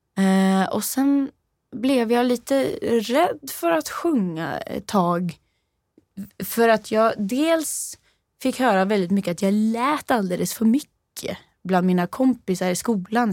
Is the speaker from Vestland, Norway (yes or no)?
no; Rennebu, Trøndelag, Norway; Swedish is a second language; now in Sweden; jag är från eh, lite söder om Trondheim